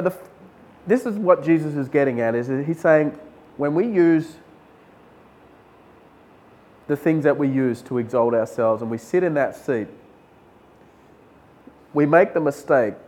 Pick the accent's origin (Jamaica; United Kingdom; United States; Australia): Australia; moved away as an adult; now in India; I was from Australia.